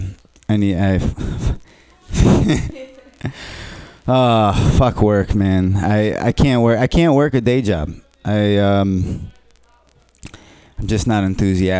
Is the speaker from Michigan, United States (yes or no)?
yes; Detroit, Michigan, United States; now in California, United States; I'm originally from Detroit.